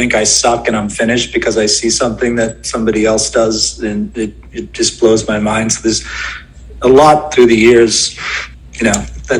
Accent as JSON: {"language": "English", "area": "outside Boston", "region": "Massachusetts", "country": "United States", "tie": "born or raised there", "said": "I grew up outside of Boston"}